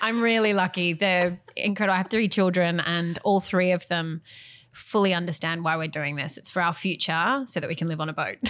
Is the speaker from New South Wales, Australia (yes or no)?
yes; Western New South Wales, Australia; growing up in Western New South Wales